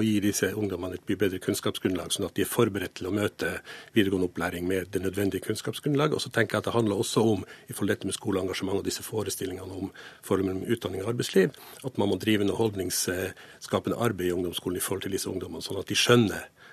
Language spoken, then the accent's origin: Norwegian; Finnmark, Norway; når jeg vokste opp i Finnmark